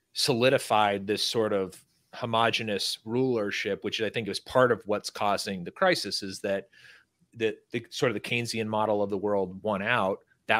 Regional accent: California, United States; now in Texas, United States; I live in Texas. I'm not a Californian anymore

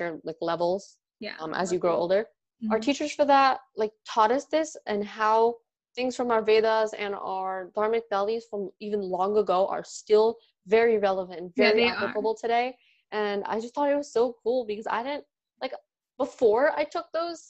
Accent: Gujarat, India; like, I'm from Gujarat, and Gujaratis just do garbas during Navratri, and we have, like, so much food

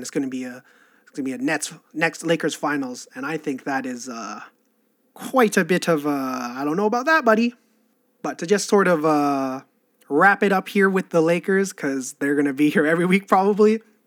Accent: Canada; I'm Canadian

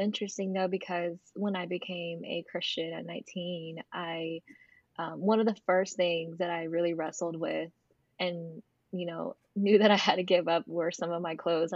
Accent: North Carolina, United States; I'm from North Carolina.

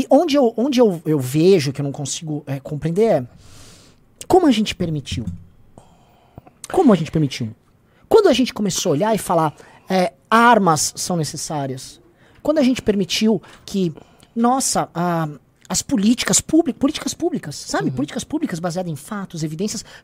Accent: Brazil; como é que a gente permitiu que talvez as nossas violências enquanto brasileiros fossem se tornar política de Estado?

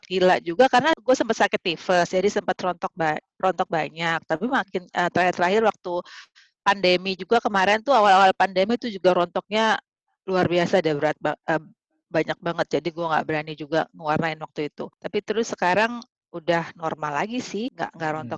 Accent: Jakarta, Indonesia; also born or lived in Aceh / Bandung; Lahir di Aceh, terus gue kelas 4 SD pindah ke Jakarta besar hmm? Jakarta, kuliah di Bandung.

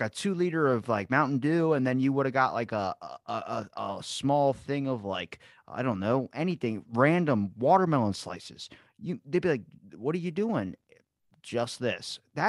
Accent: Ocean City, Maryland, United States; Ocean City, Maryland, man.

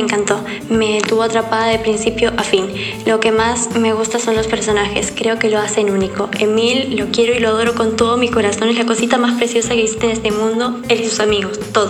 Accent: Temuco, Araucanía, Chile; soy de Temuco de Chile

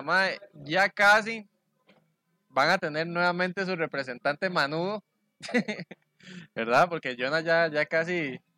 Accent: Costa Rica; nosotros como ticos

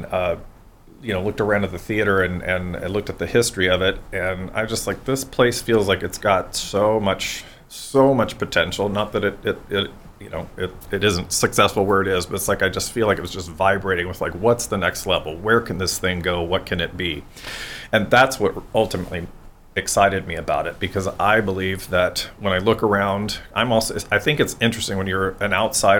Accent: Orlando, Florida, United States; moved away as an adult; also born or lived in San Diego, California / Greenville, North Carolina; now in New Bern, United States; I'm from Orlando. That's my hometown

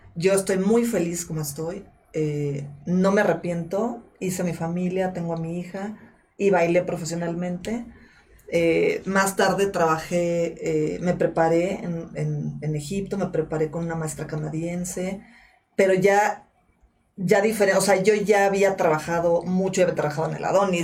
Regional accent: Mexico; yo nací acá y yo soy mexicana

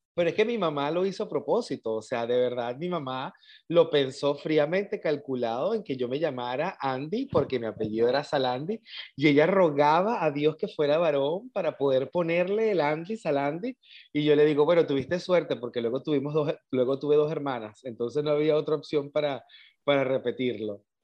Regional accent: El Tigre, Anzoátegui, Venezuela; also born or lived in San Fernando, Trinidad and Tobago / Caracas, Venezuela; Yo digo que yo soy del Tigre, Estado Anzuategui, Venezuela.

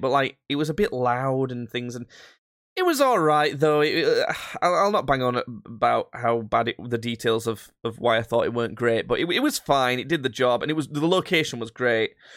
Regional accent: Yorkshire and the Humber, United Kingdom; we're from Yorkshire

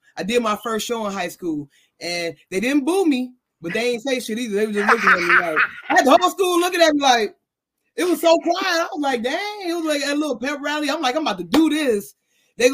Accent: Chicago, Illinois, United States; now in Dallas, United States; I am originally from Chicago, Illinois, the South Side, what they would call the Wild Hunnets. But I've been in Dallas for about 12, 13 years now.

